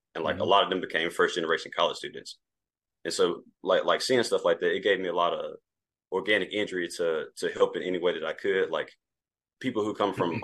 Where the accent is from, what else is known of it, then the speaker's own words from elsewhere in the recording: Mississippi, United States; originally born and raised in Mississippi